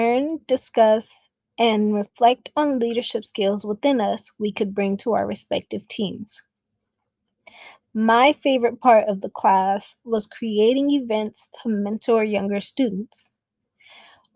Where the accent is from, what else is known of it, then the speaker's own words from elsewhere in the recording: Bay Area, California, United States; now in San Diego, United States; I'm from the Bay Area.